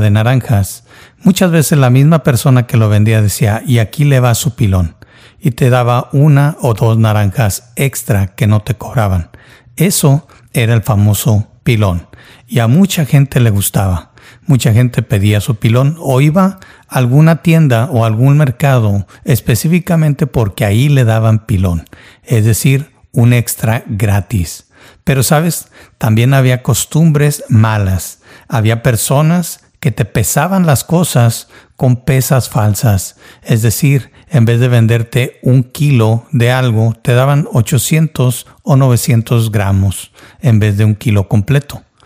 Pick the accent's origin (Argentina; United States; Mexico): Mexico; Yo nací y crecí en México